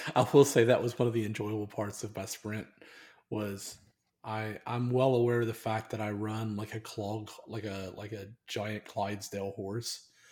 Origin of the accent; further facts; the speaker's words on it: United States; I've been raised as an American